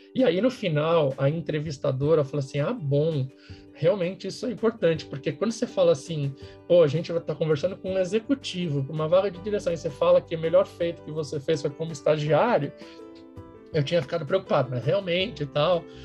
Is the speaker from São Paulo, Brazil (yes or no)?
yes; São Paulo, Brazil; sou de São Paulo, sempre morei em São Paulo